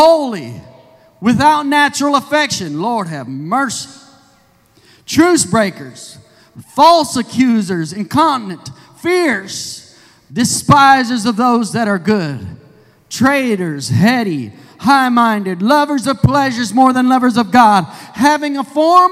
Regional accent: Indiana, United States; moved away; I'm from Indiana, so I'm somewhat Yankee too

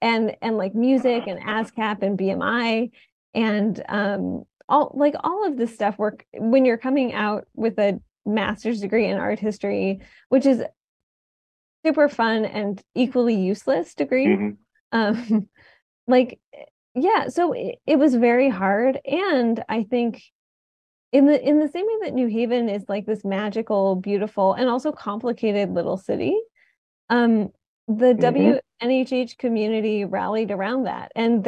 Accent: Detroit, Michigan, United States; now in New Haven, United States; as someone who didn't grow up in New Haven, I grew up in Detroit

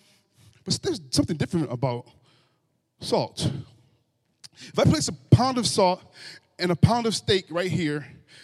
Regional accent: Grand Rapids, Michigan, United States; I was raised in Grand Rapids from most of my childhood, and I grew up around in a neighborhood

